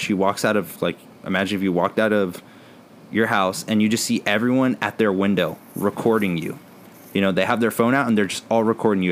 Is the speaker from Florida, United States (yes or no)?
no; San Antonio, Texas, United States; I'm from San Antonio.